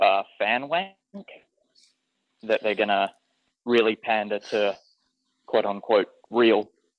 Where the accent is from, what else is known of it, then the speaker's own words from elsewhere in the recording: Perth, Western Australia, Australia; I'm from Perth in Western Australia.